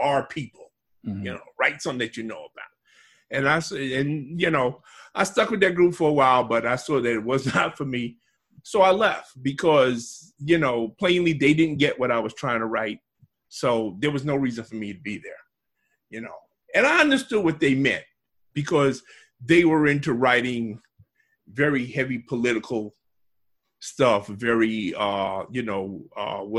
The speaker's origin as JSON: {"language": "English", "town": "New York City", "region": "New York", "country": "United States", "tie": "born or raised there", "said": "I grew up in Bedford-Stuyvesant, Brooklyn"}